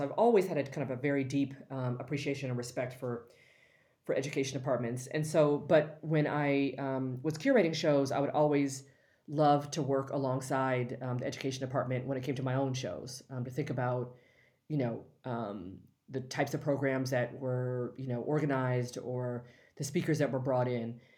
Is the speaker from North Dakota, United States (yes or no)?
no; Los Angeles, California, United States; I'm from L A, born and raised